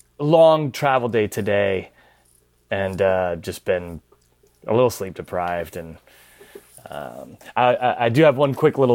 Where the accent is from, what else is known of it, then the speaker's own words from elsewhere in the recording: Pennsylvania, United States; She's from Ohio. I'm from Pennsylvania, and all these things are mentioned in Around the World.